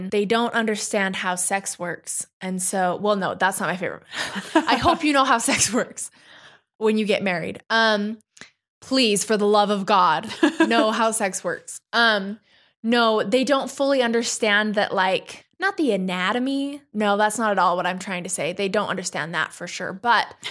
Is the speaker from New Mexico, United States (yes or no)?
yes; New Mexico, United States; I grew up in New Mexico.